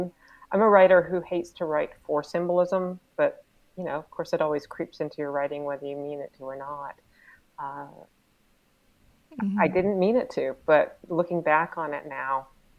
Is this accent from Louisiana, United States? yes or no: no; North Carolina, United States; also born or lived in Ireland; But I grew up in the South. And so that voice, those voices, because there's so many different voices, even in North Carolina, they're kind of in my veins.